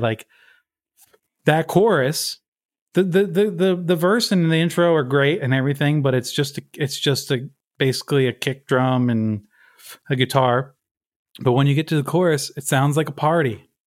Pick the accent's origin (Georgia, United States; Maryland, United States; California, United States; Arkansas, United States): Maryland, United States; Baltimore; moved away as an adult; now in Brooklyn, United States; I grew up in Baltimore, Maryland